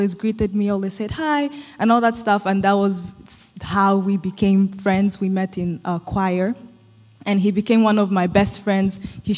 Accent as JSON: {"language": "English", "country": "DR Congo", "tie": "born or raised there", "also_born_or_lived": "Zambia", "moved": "yes", "lives_now": "United States", "said": "So I was born in Zambia, grew up in Congo, and I moved to the U.S. like a few years ago, like I think 6 or 7."}